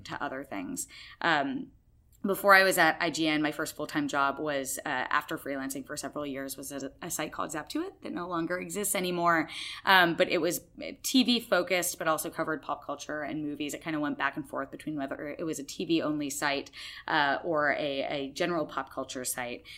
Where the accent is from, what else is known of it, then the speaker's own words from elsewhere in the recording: Massachusetts, United States; I'm from Massachusetts. I grew up there.